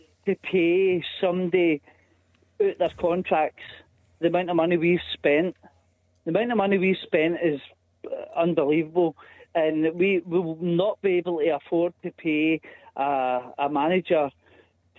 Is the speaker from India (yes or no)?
no; Newton Mearns, Scotland, United Kingdom; I'm from Newton Mearns